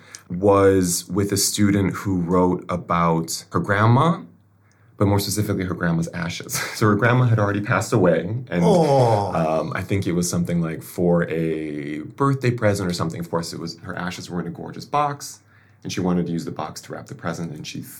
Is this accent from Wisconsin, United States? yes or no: yes; Milwaukee, Wisconsin, United States; moved away as an adult; also born or lived in St. Paul, Minnesota / New York; now in Tokyo, Japan; I am originally from the U.S. of A., Milwaukee, Wisconsin, if you can tell by my accent